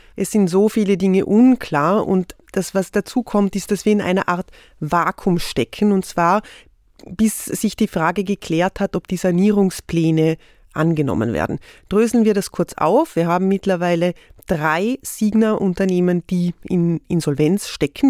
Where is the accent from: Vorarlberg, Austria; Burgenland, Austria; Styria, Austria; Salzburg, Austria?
Vorarlberg, Austria; Ich komme aus Vorarlberg.